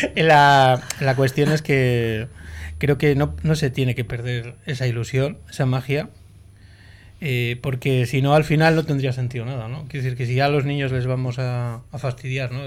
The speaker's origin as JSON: {"language": "Spanish", "town": "Portugalete", "region": "Basque Country", "country": "Spain", "said": "yo de Buenavista"}